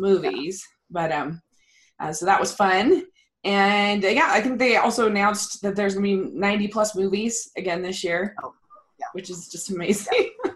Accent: Maryland, United States; moved away; I grew up in Maryland, so I have tons of contacts over there

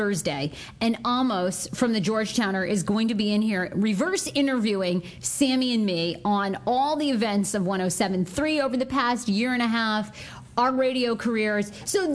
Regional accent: Wiscasset, Maine, United States; I grew up in Maine, in Little Wiscasset, Maine

